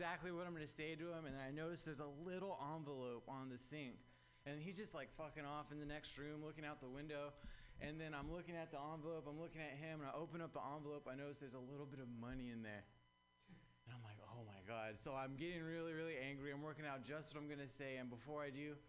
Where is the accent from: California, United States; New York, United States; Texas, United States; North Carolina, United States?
California, United States; Southern; now in San Francisco Bay Area, United States; I'm actually from Southern California.